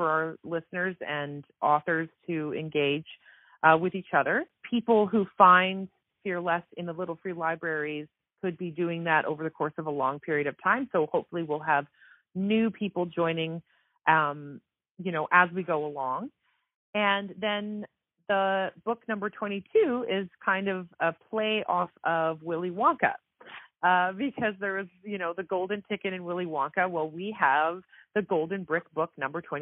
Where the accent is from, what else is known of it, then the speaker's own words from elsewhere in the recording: Victoria, British Columbia, Canada; I'm from Victoria, BC, Canada